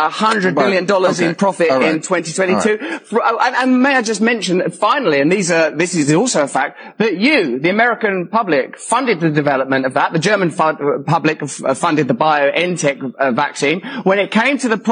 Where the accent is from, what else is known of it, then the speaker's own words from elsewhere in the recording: England, United Kingdom; I'm English